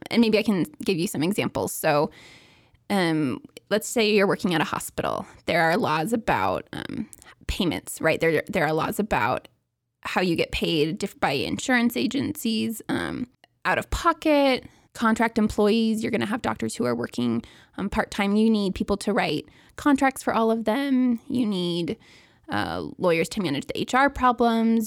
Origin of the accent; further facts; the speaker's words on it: Seattle, Washington, United States; moved away as an adult; also born or lived in Provo, Utah; I grew up in Seattle, Washington, and then I came to BYU